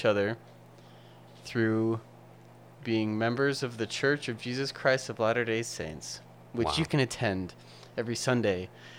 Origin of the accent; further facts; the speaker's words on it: Calgary, Alberta, Canada; I am from Calgary.